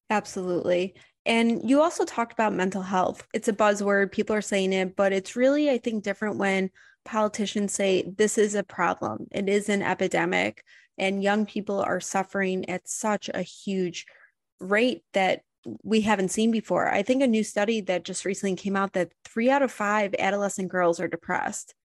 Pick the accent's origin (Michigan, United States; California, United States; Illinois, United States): Illinois, United States; Highland Park; I grew up in Highland Park